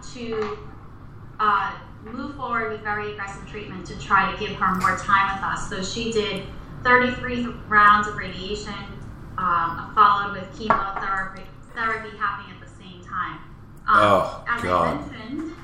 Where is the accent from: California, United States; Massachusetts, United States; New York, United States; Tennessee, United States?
Massachusetts, United States; Reading; in our town that I grew up in Reading, Massachusetts, I am from Massachusetts, still live here